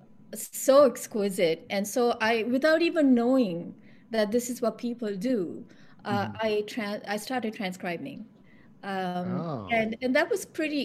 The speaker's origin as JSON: {"language": "English", "country": "Sri Lanka", "moved": "yes", "lives_now": "Toronto, Canada", "said": "I'm from Sri Lanka"}